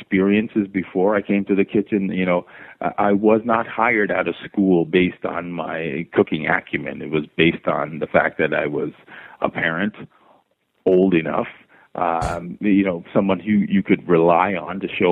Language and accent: English; Toronto, Ontario, Canada; also born or lived in Jamaica; I'm born in Jamaica and raised in Toronto